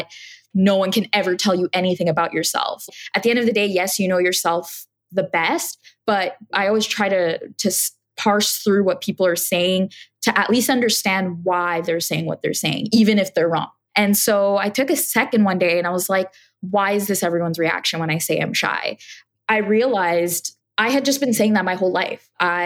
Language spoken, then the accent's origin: English; Montreal, Quebec, Canada; moved away as an adult; now in Toronto, Canada; I was born and raised in Montreal, Canada, and I had just moved here to Toronto about 5 years prior to that time.